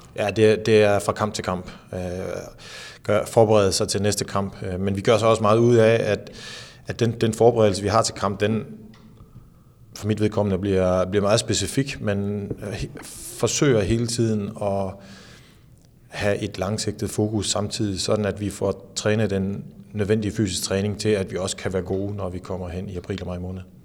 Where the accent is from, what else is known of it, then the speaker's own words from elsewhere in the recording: Skanderborg, Central Denmark Region, Denmark; jeg voksede op i Skanderborg